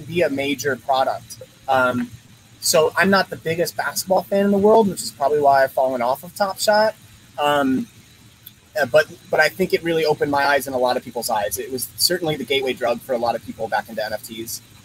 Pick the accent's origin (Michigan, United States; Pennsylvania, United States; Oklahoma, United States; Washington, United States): Pennsylvania, United States; Philadelphia; moved away; I'm originally from from Philly